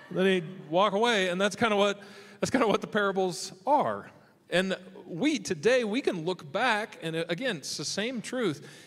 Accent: Michigan, United States; so I can come out here and remember what sunshine feels like because I'm from Michigan. So I, I, I, come out here from Michigan.

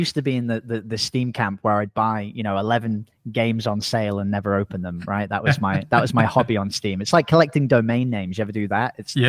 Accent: England, United Kingdom; accent: semi-Australian; now in Playa Negra, Costa Rica; I sound semi-Australian. I'm actually English originally. I just speak to Americans all the time. So my parents make fun of my accent constantly. But I actually live in Costa Rica.

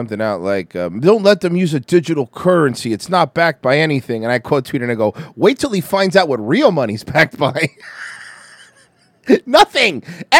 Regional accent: Fresno, California, United States; I'm from Fresno.

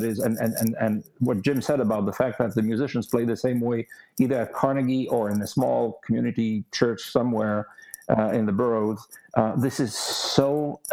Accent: Canada; coming from a country, Canada

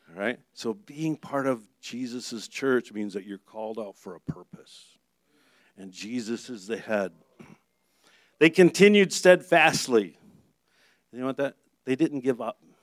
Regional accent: Michigan, United States; moved away; I'm from Michigan

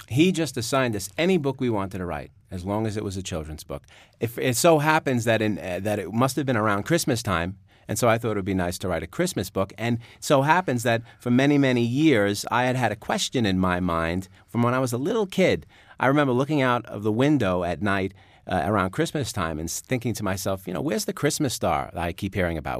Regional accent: New York, United States; accent: New York; my New York accent

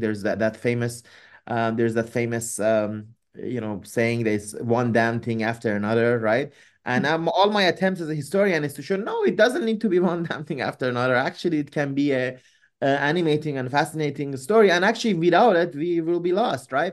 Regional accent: Iran; moved away; I'm originally from Iran

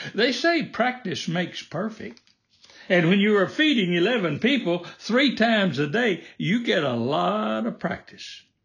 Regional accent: the South, United States; Like most folks growing up in the South, we raised most of what we ate

